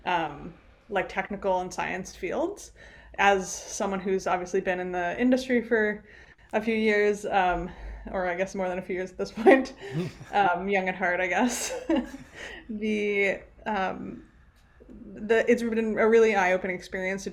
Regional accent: New Jersey, United States; moved away as an adult; also born or lived in Rhode Island; my background, I grew up in New Jersey

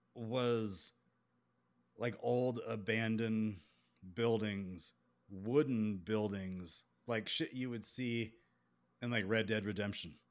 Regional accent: South Carolina, United States; accent: southern; also born or lived in Columbia, South Carolina; I'm from South Carolina

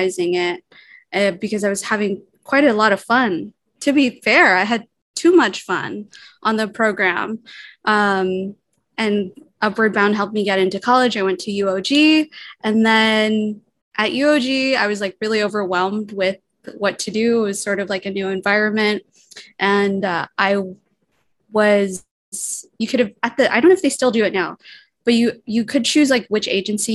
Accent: Guam; I'm half Palauan, half Pohnpeian, born and raised on Guam.

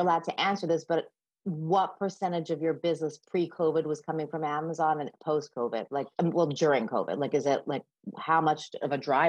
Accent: Canada; we are both Canadian

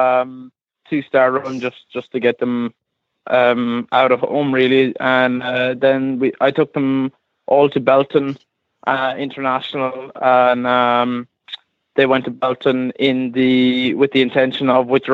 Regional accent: Galway, Connacht, Ireland; also born or lived in Calverstown, Kildare; now in Kildare, Ireland; I'm from Galway, which would be west of Ireland, but I'm based in Kildare, in Calverstown, Kildare

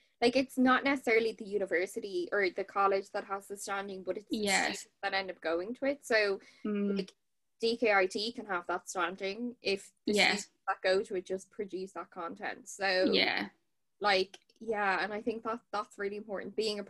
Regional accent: Dublin, Leinster, Ireland; also born or lived in Kilkenny; I'm from Dublin originally, but then moved to Kilkenny.

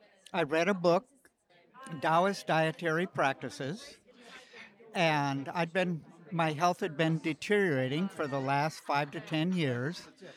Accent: Paradise, California, United States; I'm from Paradise, California.

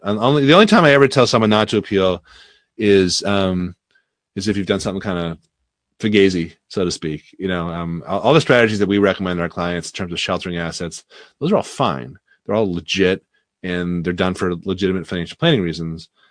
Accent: Newton, Massachusetts, United States; where I grew up in Newton

